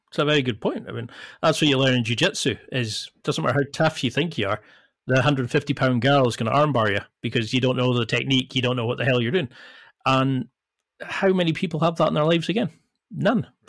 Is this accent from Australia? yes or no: no; the Highlands, Scotland, United Kingdom; I come from the Highlands and you're two hours away from the nearest, like, part shop